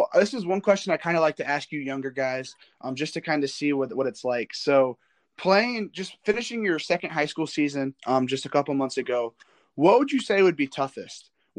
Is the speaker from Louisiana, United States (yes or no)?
no; Fort Wayne area, Northern Indiana, United States; I'm from Northern Indiana too. I'm more out towards that Fort Wayne area.